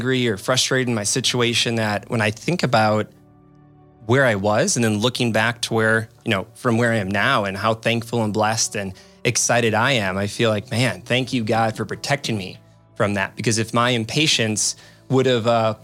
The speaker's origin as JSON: {"language": "English", "town": "Waukesha", "region": "Wisconsin", "country": "United States", "also_born_or_lived": "Whitewater, Wisconsin", "moved": "as an adult", "lives_now": "De Pere, United States", "said": "I'm from Waukesha and I went to UW Whitewater for college and then moved up here to run a Cutco office"}